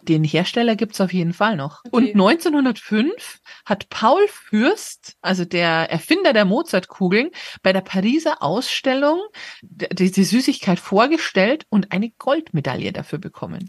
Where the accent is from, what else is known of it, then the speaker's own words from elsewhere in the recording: Munich, Bavaria, Germany; als Münchner